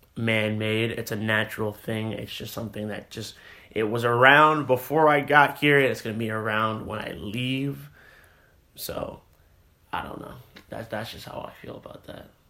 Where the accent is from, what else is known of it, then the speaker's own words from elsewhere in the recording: Texas, United States; also born or lived in California; we both move here in the fourth grade